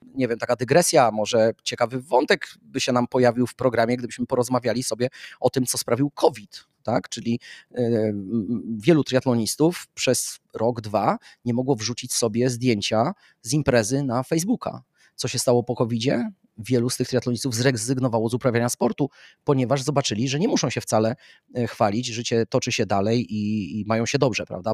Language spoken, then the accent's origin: Polish; Warsaw, Masovian Voivodeship, Poland; wychowywałem się na Muranowie